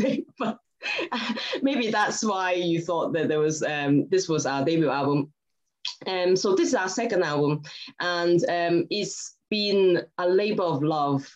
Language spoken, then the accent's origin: English; Hong Kong; also born or lived in Scotland; now in United Kingdom; I'm originally from Hong Kong. But I've lived in Scotland and the UK for a very long time